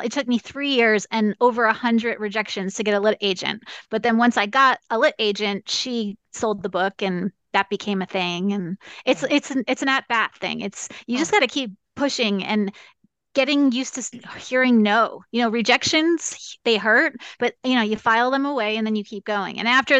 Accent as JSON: {"language": "English", "region": "New York", "country": "United States", "also_born_or_lived": "California / Arizona", "lives_now": "Kansas, United States", "said": "I tell people I'm a New Yorker who lives in Kansas now on purpose"}